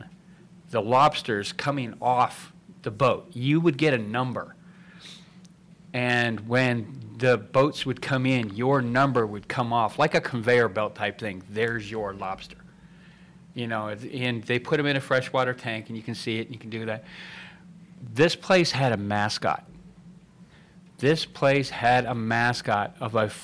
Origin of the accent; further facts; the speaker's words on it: Nova Scotia, Canada; moved away; I was raised in Nova Scotia